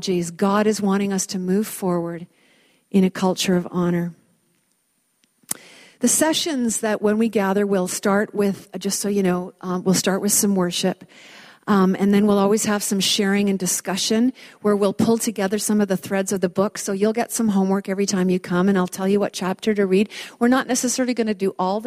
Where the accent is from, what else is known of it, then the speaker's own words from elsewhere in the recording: Vancouver, British Columbia, Canada; I grew up in Vancouver, and I went to a girls' private school